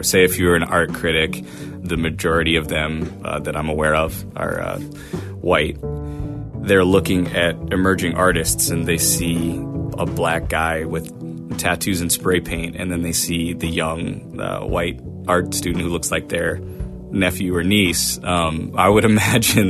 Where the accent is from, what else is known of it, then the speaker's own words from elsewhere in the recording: Portland, Maine, United States; born and raised in Portland, Maine